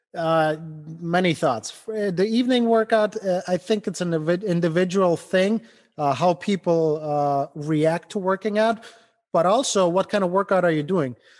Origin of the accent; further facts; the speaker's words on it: Ukraine; English is a second language; moved away as an adult; also born or lived in Germany; now in Cleveland, United States; I immigrated from Ukraine over to, to the United States. Didn't speak English